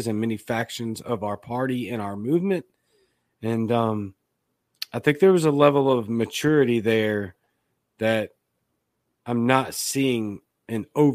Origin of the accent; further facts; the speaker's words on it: Baton Rouge, Louisiana, United States; now in Jackson, United States; I'm from Baton Rouge, Louisiana, but I live in Jackson, Mississippi